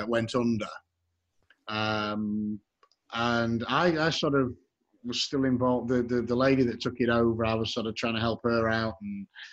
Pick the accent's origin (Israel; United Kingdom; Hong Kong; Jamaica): United Kingdom; Yorkshire and the Humber; now in Texas, United States; I'm from Yorkshire